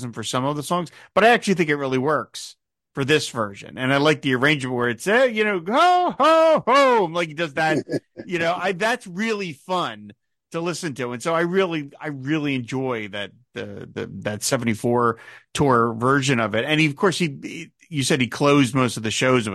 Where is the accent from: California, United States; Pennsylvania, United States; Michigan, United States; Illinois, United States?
Pennsylvania, United States; Philadelphia; my hometown of Philadelphia